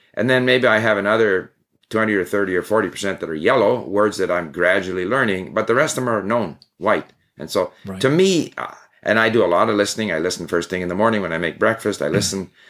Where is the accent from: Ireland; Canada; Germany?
Canada; Montreal, Quebec; also born or lived in Sweden; I was actually born in Sweden, and at the age of five, my family moved to Canada. So I promptly forgot my Swedish and only spoke English. We spoke English at home. But, and I grew up in Montreal